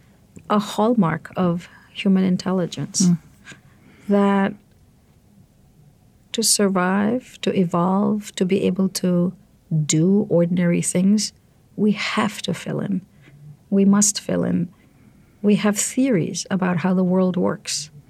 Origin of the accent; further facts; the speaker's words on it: India; moved away as an adult; now in United States; I grew up in India. I came here when I was 24